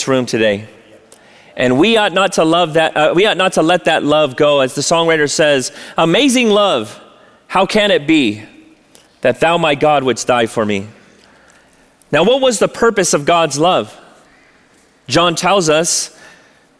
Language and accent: English; La Mirada, California, United States; I grew up here in La Mirada.